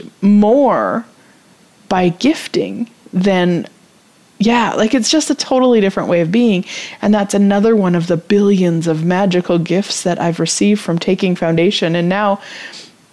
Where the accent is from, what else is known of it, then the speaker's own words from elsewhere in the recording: Canada; as a Canadian